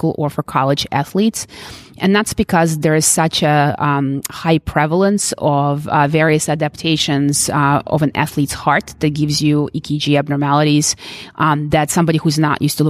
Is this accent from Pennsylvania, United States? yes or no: yes; Philadelphia, Pennsylvania, United States; I'm from Philly